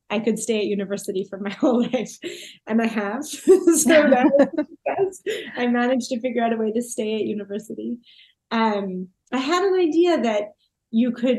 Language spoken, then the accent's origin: English; Toronto, Ontario, Canada; moved away as an adult; also born or lived in England; I'm from Toronto, and you know, my parents are from Toronto. My grandparents are from Toronto. The idea of leaving Toronto wasn't even in my mind, really.